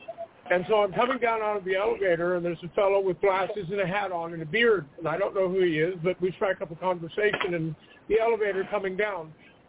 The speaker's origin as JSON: {"language": "English", "town": "Glendale", "region": "California", "country": "United States", "tie": "born or raised there", "said": "I grew up in Glendale, just next to Altadena, where all those … came from"}